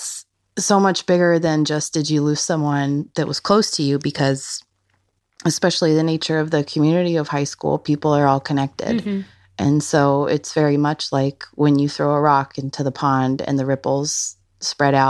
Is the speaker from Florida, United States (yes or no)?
no; Colorado, United States; moved away as an adult; now in Pennsylvania, United States; I'm from Colorado.